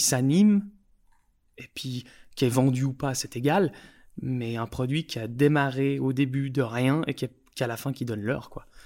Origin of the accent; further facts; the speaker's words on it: Switzerland; on est suisse